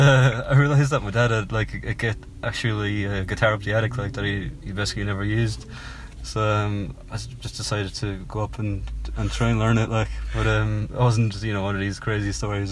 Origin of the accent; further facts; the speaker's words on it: Cork, Munster, Ireland; moved away as an adult; also born or lived in United Kingdom; now in London, United Kingdom; as you can probably tell from my, my accent, I'm from Cork in Southern Ireland.